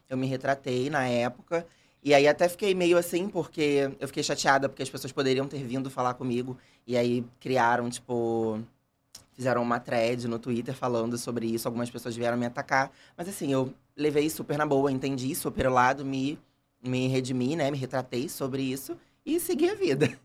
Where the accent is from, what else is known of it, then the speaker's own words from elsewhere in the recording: Rio de Janeiro, Brazil; also born or lived in Bangu; Nasci, nasci em Bangu e fui criado em Jacarepaguá.